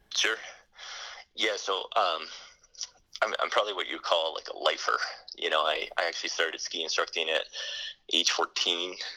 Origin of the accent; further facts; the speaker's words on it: United States; myself being American in a foreign, you know, country